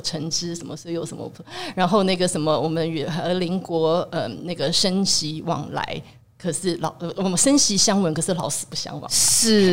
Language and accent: Chinese; Tainan, Taiwan; 我身为台南人